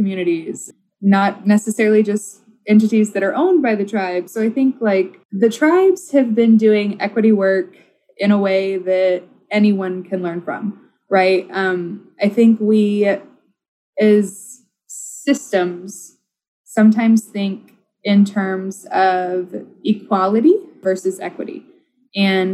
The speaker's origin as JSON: {"language": "English", "region": "Oklahoma", "country": "United States", "tie": "born or raised there", "moved": "yes", "lives_now": "Minnesota, United States", "said": "I grew up in Oklahoma"}